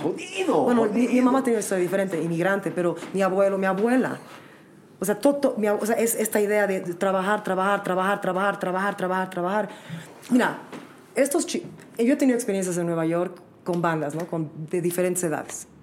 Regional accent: Bolivia; yo soy orgullosamente boliviano, orgullosamente con la sangre que tengo

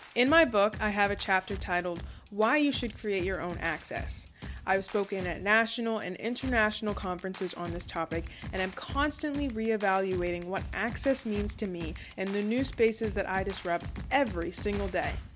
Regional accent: New Castle, Delaware, United States; I'm from Newcastle, Delaware

